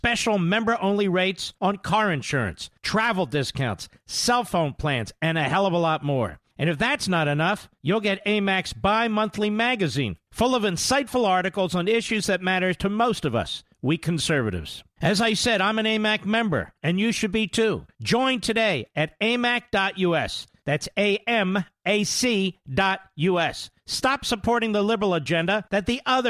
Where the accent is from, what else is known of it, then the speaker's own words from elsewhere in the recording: Pennsylvania, United States; I'm from Pennsylvania